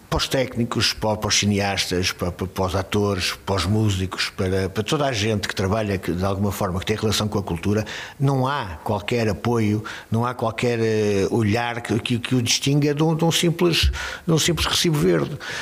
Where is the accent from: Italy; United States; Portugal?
Portugal; Braga, Norte; accent: bracarense; moved away as an adult; also born or lived in Lisbon / Paris; now in Braga, Portugal; Eu, se não fosse de Braga